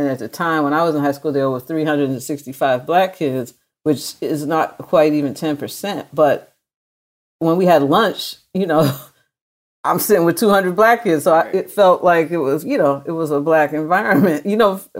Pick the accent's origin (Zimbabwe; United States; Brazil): United States; Medford, Massachusetts; In Medford, Massachusetts.